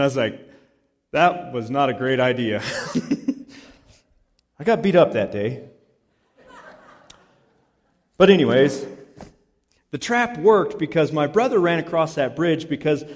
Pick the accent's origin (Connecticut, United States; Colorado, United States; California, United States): Colorado, United States; Palisade; we grew up in East Orchard Mesa in Palisade, Colorado